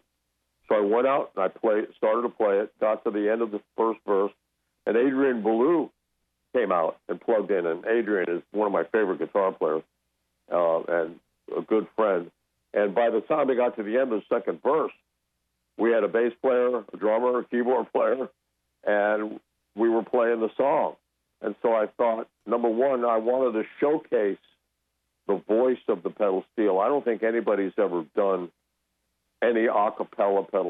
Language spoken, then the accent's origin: English; Mexico City, Mexico; moved away; I grew up in Mexico City